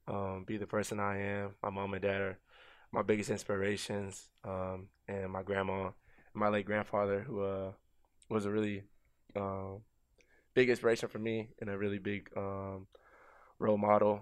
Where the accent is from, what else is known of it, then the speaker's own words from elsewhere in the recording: Austin, Texas, United States; moved away as an adult; also born or lived in Leander, Texas; now in New York, United States; It started back home in Texas. I was born and raised in Austin, Texas. Me and my family moved to a surrounding city near Austin called Leander when I was probably in like middle school.